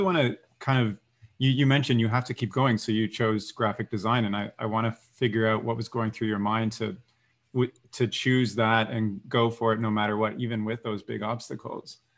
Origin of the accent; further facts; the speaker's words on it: Canada; growing up in Canada